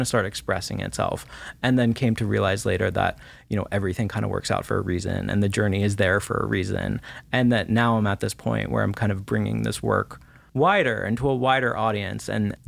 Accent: Washington, D.C., East Coast, United States; You know, I grew up on the East Coast, right around Washington, D.C.

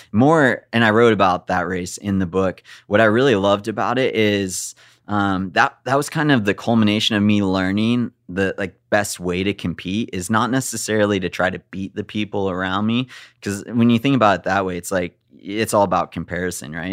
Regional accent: Big Bear Lake, California, United States; I grew up in Big Bear Lake where it's mountainous and beautiful

